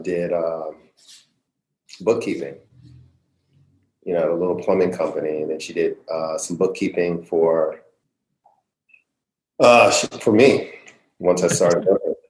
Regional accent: California, United States; also born or lived in Vallejo / San Fernando Valley; I was born in Vallejo, California, and grew up in, and then, well, you want to get the quick story? So I was born in Vallejo, spent a little bit of time in the Bay Area, Richmond, Oakland area, then moved down to the San Fernando Valley

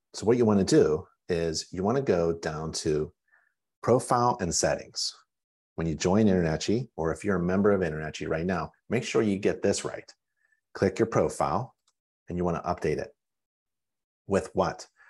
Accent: Pittsburgh, Pennsylvania, United States; Pennsylvania. I grew up in Pittsburgh

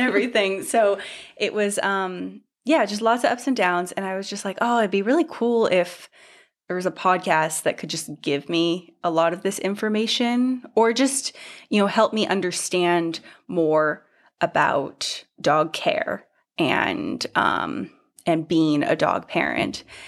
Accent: Northern California, United States; moved away as an adult; also born or lived in Portland / Seattle / London; I grew up in Northern California

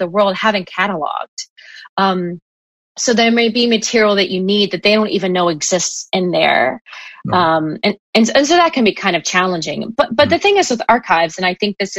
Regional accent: United States; being an American

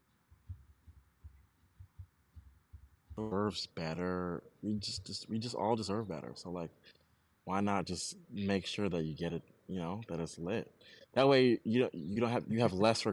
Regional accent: New York City, New York, United States; I'm from New York

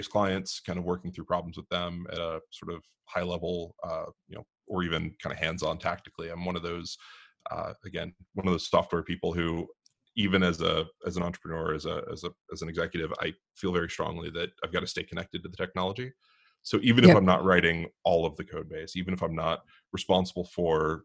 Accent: Pittsburgh, Pennsylvania, United States; now in Southern California, United States; I grew up in Pittsburgh

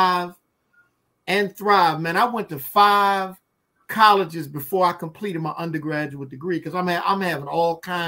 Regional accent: Baltimore, Maryland, United States; moved away as an adult; now in Washington, D.C., United States; I live in D.C., born and raised in Baltimore

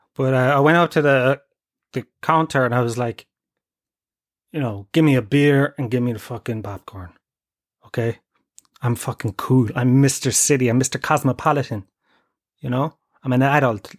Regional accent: Tralee, Munster, Ireland; moved away; I come from Tralee

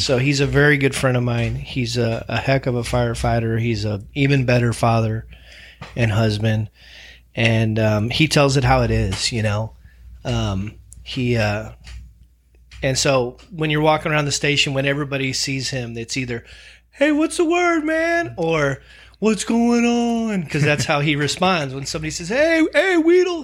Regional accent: St. Louis, Missouri, United States; moved away; growing up in Saint Louis, Missouri

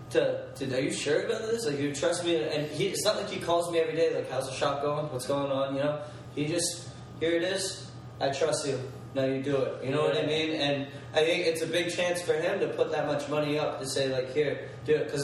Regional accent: Atlanta, Georgia, United States; Everyone asks me when I tell them I'm from Atlanta.

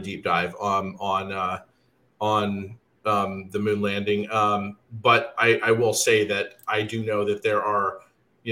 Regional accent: Alabama, United States; I grew up in Alabama

